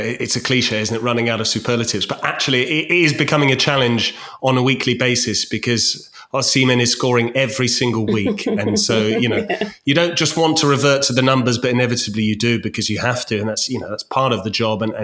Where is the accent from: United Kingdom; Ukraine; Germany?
United Kingdom; Winchester, South East England; my hometown of Winchester